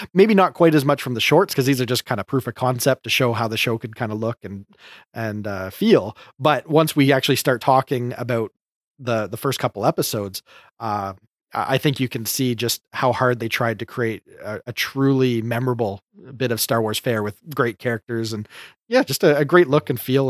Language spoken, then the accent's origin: English; Canada; I enjoy being Canadian